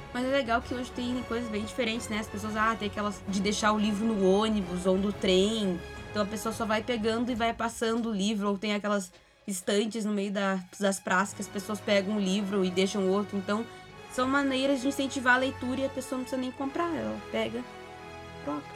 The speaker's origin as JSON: {"language": "Portuguese", "town": "Pelotas", "region": "Rio Grande do Sul", "country": "Brazil", "tie": "born or raised there", "said": "Pelotas, a cidade onde eu cresci"}